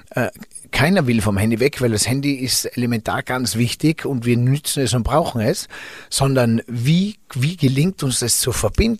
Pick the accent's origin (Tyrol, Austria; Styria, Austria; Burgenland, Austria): Tyrol, Austria; Zell am Ziller; für uns Einheimischen